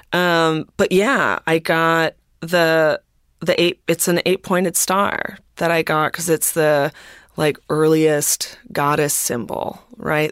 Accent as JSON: {"language": "English", "town": "Minneapolis", "region": "Minnesota", "country": "United States", "tie": "born or raised there", "said": "I grew up, I grew up in Minneapolis"}